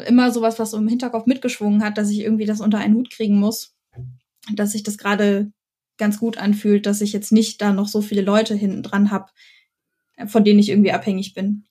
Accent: Lower Saxony, Germany; moved away as an adult; now in Stuttgart, Germany; ich komme aus Niedersachsen und bin zum Studieren hier ah, runtergezogen

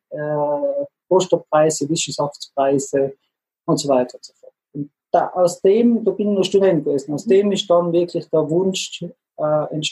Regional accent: Trentino-Alto Adige, Italy; also born or lived in Innsbruck, Austria; Da sind wir Südtiroler als Ausländer natürlich gesehen, weil wir die, die italienische Sprache nicht als Muttersprache hatten.

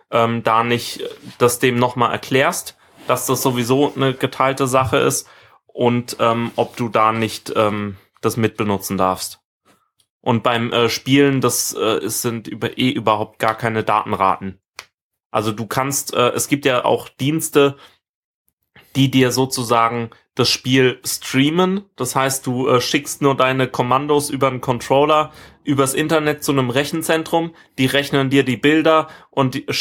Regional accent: Rhineland-Palatinate, Germany; dass es jetzt Freifunk Weinstraße gibt äh, in meiner Heimat und ähm, habe das auch gleich meiner Familie installiert

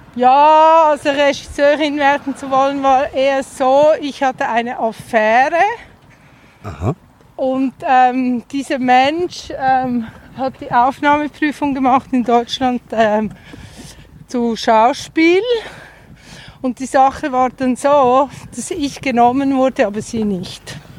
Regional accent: Zurich Oberland, Switzerland; also born or lived in Untersiggenthal, Aargau; Danach im Zürcher Oberland

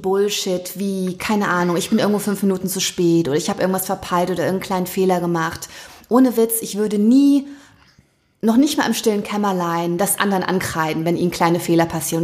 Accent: Wiehl, North Rhine-Westphalia, Germany; also born or lived in Thuringia; bin ich in meinem Heimatort in Wiel hier im Oberbergischen

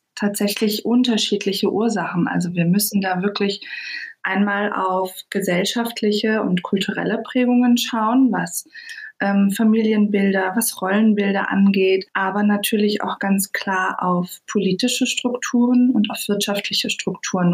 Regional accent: Berlin, Germany; Ich komme ja aus Berlin

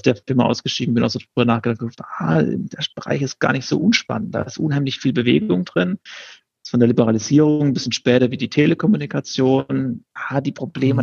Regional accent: Baden-Württemberg, Germany; also born or lived in Karlsruhe; Ich bin äh, im Süden von Deutschland groß geworden, da bin ich geboren.

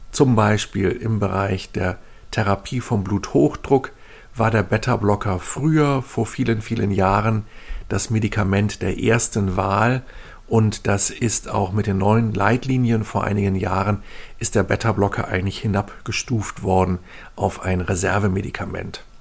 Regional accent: Northern Germany, Germany; ich komme ja aus Norddeutschland, da gehen viele Menschen segeln.

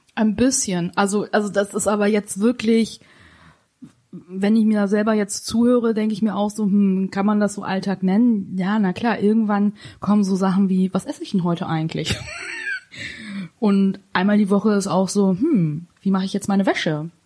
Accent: Hanover, Lower Saxony, Germany; bei uns in Hannover

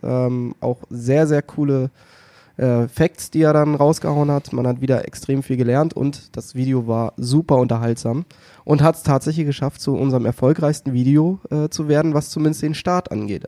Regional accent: the North, Northern Germany, Germany; bei uns im Norden

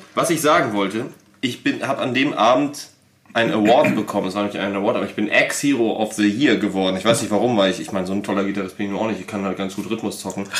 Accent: Germany; wir sind halt Deutsche

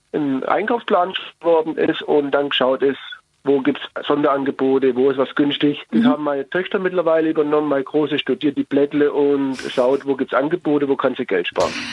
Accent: Swabia, Germany; moved away; ich bin gebürtiger Schwabe, ich bin so erzogen

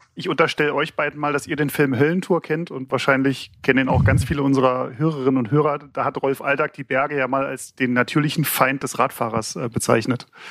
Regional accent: Berlin, Germany; also born or lived in Mecklenburg-Vorpommern; ich komme aus Berlin, habe in Mecklenburg-Vorpommern studiert

